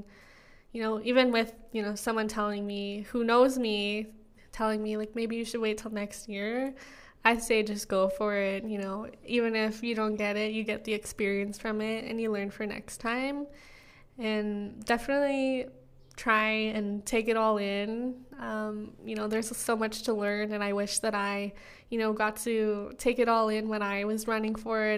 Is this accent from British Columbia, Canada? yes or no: no; Siksika, Alberta, Canada; that I'm Blackfoot, that I'm from Siksika